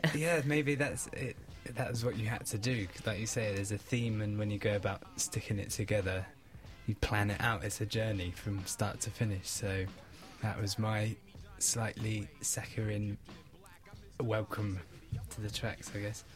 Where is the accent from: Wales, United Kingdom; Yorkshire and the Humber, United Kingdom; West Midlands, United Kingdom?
Wales, United Kingdom; moved away; I grew up in Wales